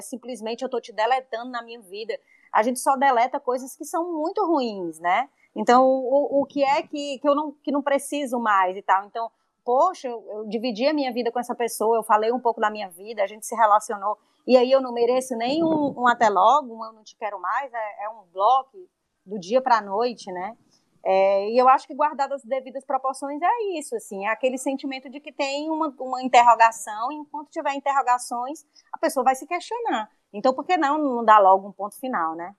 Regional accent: Brazil; aqui para a gente como brasileiro, porque a gente tem culturalmente isso

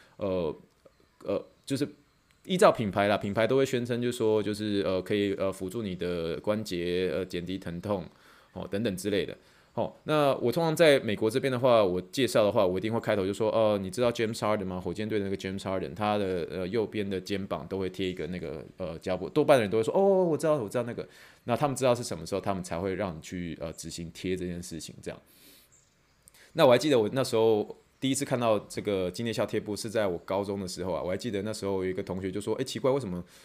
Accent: Luzhou, New Taipei, Taiwan; 一讲出泸州就把我们就刮掉

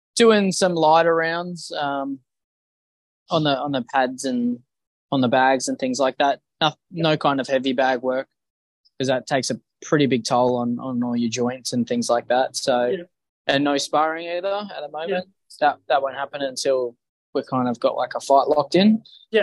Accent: Bunbury, Western Australia, Australia; now in Perth, Australia; I'm from Perth, uh, originally from Bunbury.

